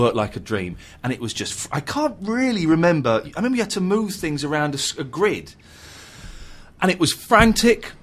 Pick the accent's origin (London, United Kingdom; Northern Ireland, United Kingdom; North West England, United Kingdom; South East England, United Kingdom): South East England, United Kingdom; Slough; also born or lived in Farnham Common; I moved from Slough to Farnham Common